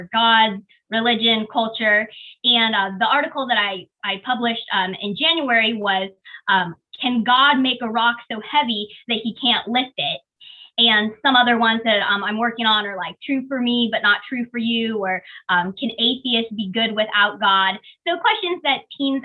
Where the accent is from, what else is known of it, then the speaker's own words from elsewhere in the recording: Kansas City, Missouri, United States; also born or lived in China; I was adopted from China when I was a baby, and I grew up here in Kansas City